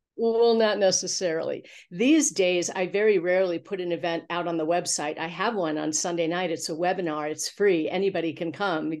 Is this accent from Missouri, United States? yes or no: yes; Missouri, United States; also born or lived in Los Angeles; now in Santa Fe, United States; I'm from Missouri. We had a farm in the country, so I was a little private school snob during the week, but on the weekends, oh my gosh, we were raising black Angus cattle